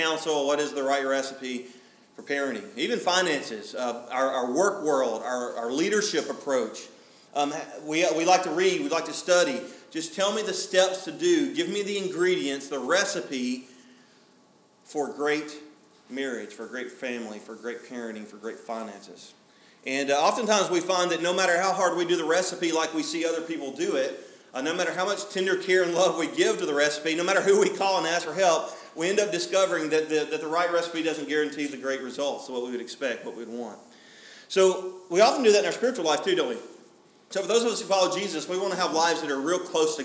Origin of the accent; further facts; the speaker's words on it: Alabama, United States; I'm from Alabama